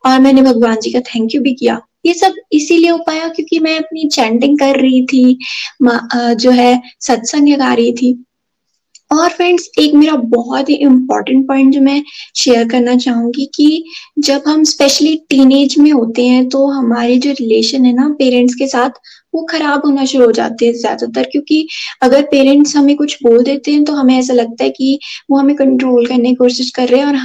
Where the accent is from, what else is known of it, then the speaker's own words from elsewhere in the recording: Chamba, Himachal Pradesh, India; और मैं चंबा से हूँ